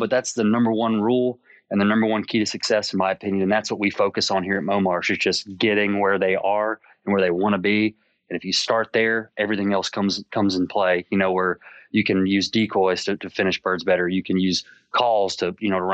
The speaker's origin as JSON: {"language": "English", "region": "South Louisiana", "country": "United States", "tie": "born or raised there", "said": "growing up in South Louisiana"}